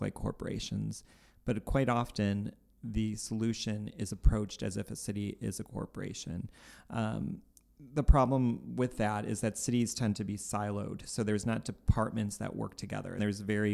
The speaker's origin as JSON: {"language": "English", "town": "Cleveland", "region": "Ohio", "country": "United States", "said": "we're from Cleveland"}